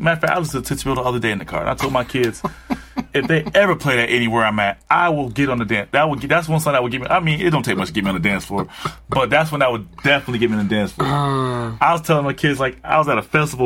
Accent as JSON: {"language": "English", "region": "Connecticut", "country": "United States", "also_born_or_lived": "Atlanta, Georgia", "moved": "yes", "said": "I'm from Connecticut."}